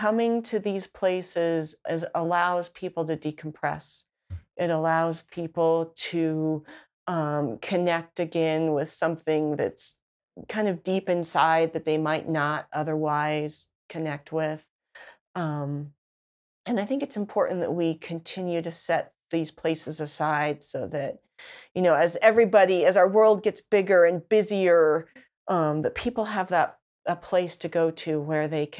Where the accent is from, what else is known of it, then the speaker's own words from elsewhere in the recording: Salt Lake City, Utah, United States; also born or lived in California / Grand County, Utah; I grew up in Salt Lake City